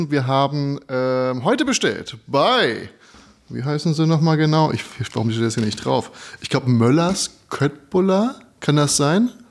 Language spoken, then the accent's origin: German; Berlin, Germany; ich komme komm ja auch aus Wedding.